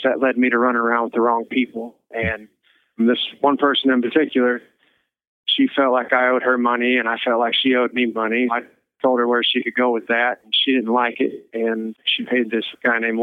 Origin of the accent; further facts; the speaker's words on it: Clinton, Missouri, United States; I'm from Clinton, Missouri